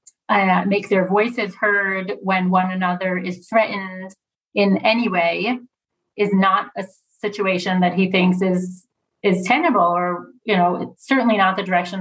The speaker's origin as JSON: {"language": "English", "country": "United States", "moved": "yes", "lives_now": "Israel", "said": "even as an American"}